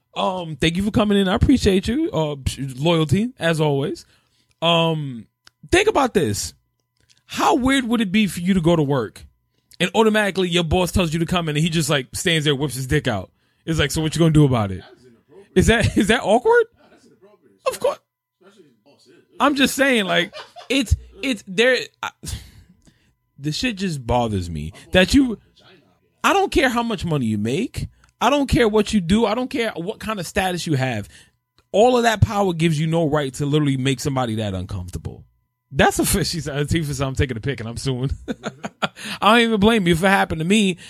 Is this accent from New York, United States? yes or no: yes; New York, United States; I'm born and raised in New York